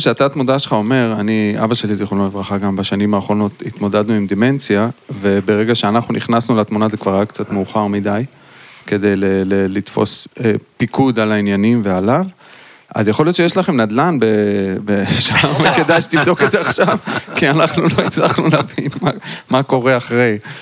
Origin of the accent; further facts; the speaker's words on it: Ashdod, Southern District, Israel; אני גדלתי באשדוד